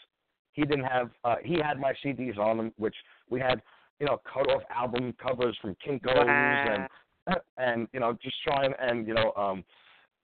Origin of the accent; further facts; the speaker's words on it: New York City, New York, United States; I'm from Staten Island